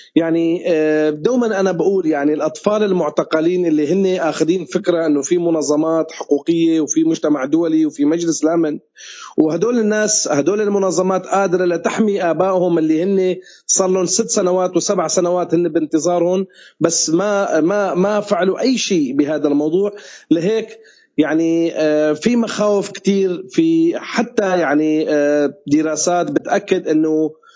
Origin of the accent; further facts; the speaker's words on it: Syria; نحن كسوريين